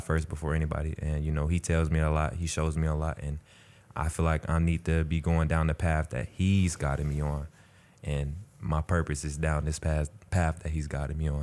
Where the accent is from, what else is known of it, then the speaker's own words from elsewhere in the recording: Atlanta, Georgia, United States; I'm from Atlanta, Georgia